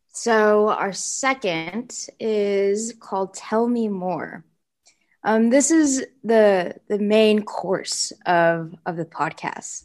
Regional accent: Seattle, Washington, United States; I grew up in Seattle, Washington.

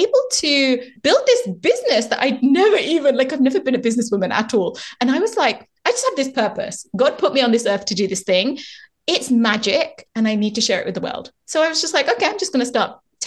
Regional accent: India; Being an Indian woman

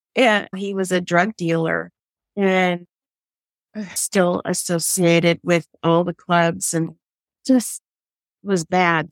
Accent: San Francisco Bay Area, California, United States; when I was a little girl, we had all these bikers in the house. This was in the 60s and the San Francisco Bay Area here in California

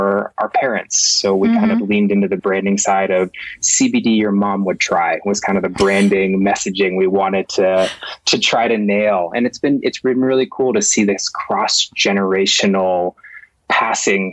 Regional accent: Boston, Massachusetts, United States; moved away as an adult; also born or lived in Colorado; born and raised in Boston, Massachusetts, born and raised, and then made my way to Colorado

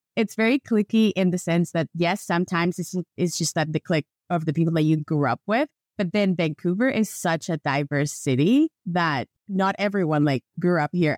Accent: Venezuela; moved away as an adult; now in Canada; every time that I used to travel with my Venezuelan passport, I don't have that problem anymore because I'm a Canadian now

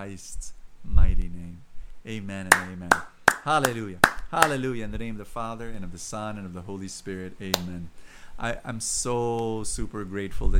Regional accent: Philippines; I'm a Filipino

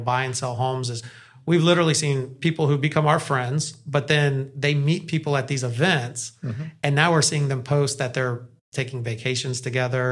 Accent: Orlando, Florida, United States; I grew up in Orlando, so I had an amazing childhood

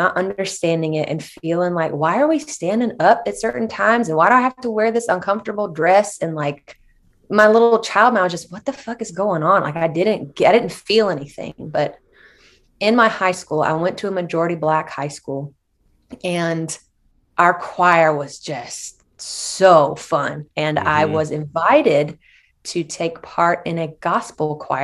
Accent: Shelby, North Carolina, United States; I am from Shelby, North Carolina. I am from a pretty conservative town.

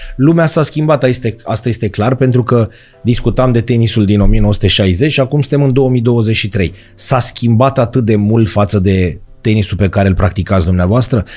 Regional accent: Romania; noi, o țară cu șase luni pe an zăpadă

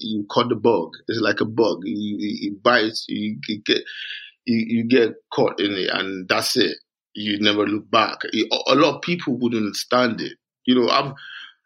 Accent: Nigeria; moved away as an adult; also born or lived in London / Edinburgh; now in Scotland, United Kingdom; I grew up in Nigeria.

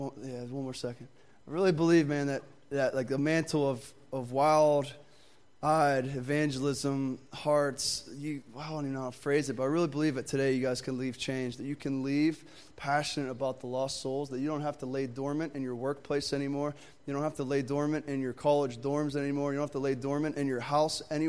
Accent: Pittsburgh, Pennsylvania, United States; I'm actually from Pittsburgh

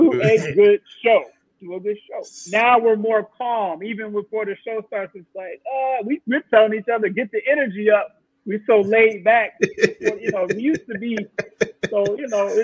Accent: Chicago, Illinois, United States; I was born in Cook County Hospital

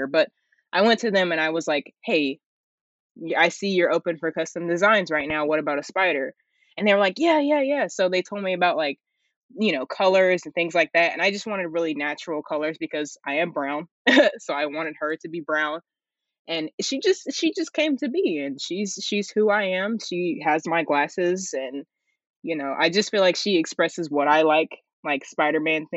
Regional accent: Tennessee, United States; also born or lived in South Carolina; born in South Carolina, but we moved to Tennessee around like 2009.

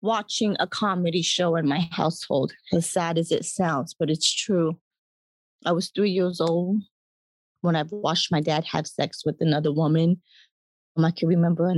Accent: Atlanta, Georgia, United States; I grew up in Atlanta, Georgia, grew up on the Black side of my family

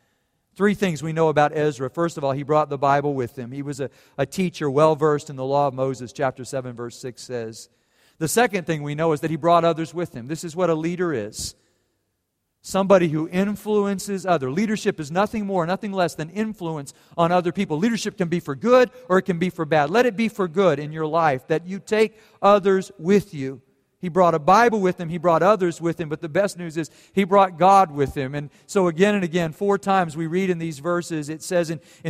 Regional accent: Germany; And then I thought, well, I grew up in Germany, and then they lose.

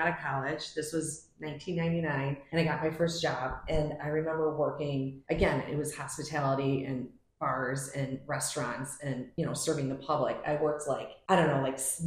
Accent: Palatine, Illinois, United States; now in Prospect Heights, United States; I grew up in Palatine, went to Palatine High School

